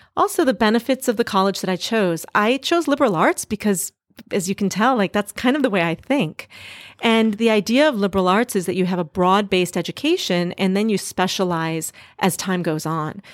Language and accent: English; Duluth, Minnesota, United States; moved away as an adult; also born or lived in Boston / Singapore; now in San Francisco, United States; I grew up in a small town in northern Minnesota called Duluth, Minnesota